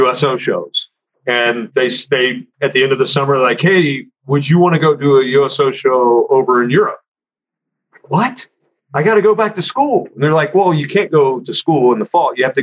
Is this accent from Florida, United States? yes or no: no; Northern Kentucky, United States; moved away as an adult; my hometown up in Northern Kentucky